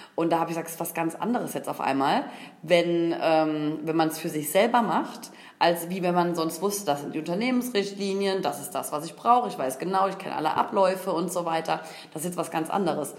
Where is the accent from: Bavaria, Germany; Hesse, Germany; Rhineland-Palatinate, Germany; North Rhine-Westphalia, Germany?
Rhineland-Palatinate, Germany; Koblenz; gebürtig aus Koblenz